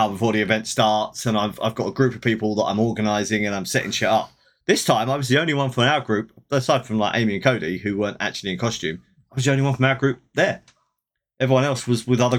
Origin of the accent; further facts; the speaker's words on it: United Kingdom; I'm British.